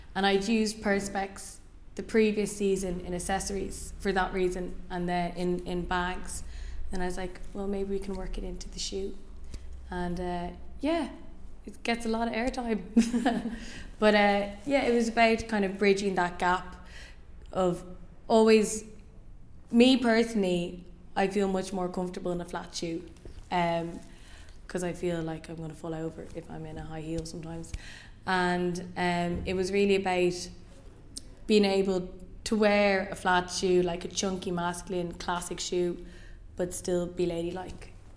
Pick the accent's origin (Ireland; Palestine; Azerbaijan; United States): Ireland; moved away as an adult; now in London, United Kingdom; I was born in Ireland, and I lived there until I lived here, four years ago